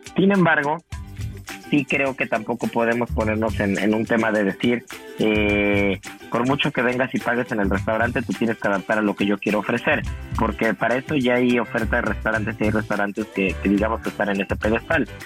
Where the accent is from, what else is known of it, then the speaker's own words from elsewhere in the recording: Mexico; now in Miami, United States; también somos mexicanos